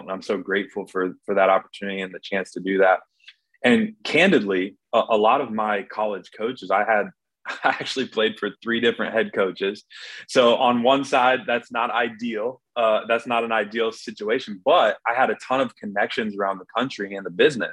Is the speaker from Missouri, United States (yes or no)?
no; Iowa City, Iowa, United States; I'm from Iowa City, Iowa, where the Hawkeyes are